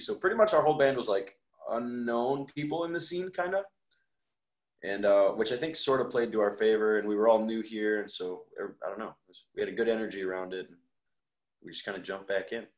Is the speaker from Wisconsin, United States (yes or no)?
yes; Wales, Wisconsin, United States; I grew up in Wales